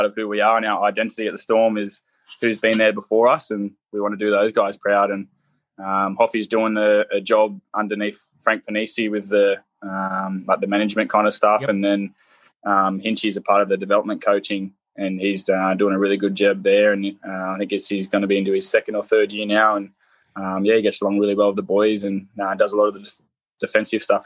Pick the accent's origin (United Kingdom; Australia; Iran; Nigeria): Australia; Central Coast, New South Wales; running out there in my hometown